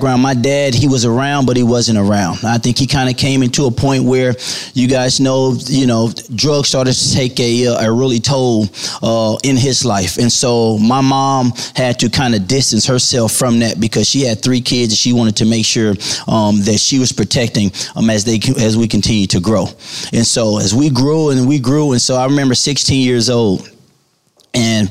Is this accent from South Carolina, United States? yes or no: no; St. Louis, Missouri, United States; I grew up in St. Louis, Missouri